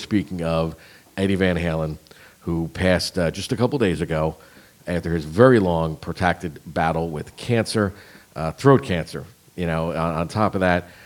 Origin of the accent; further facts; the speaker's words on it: New Jersey, United States; where I grew up in Jersey